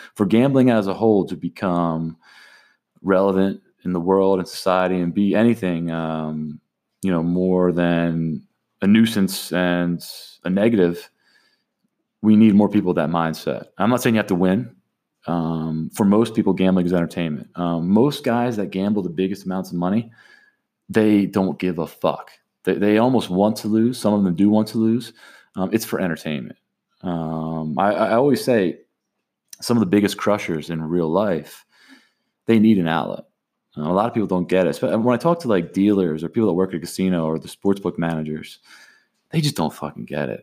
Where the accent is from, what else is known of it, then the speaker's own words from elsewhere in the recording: Atlantic City, New Jersey, United States; growing up in Atlantic City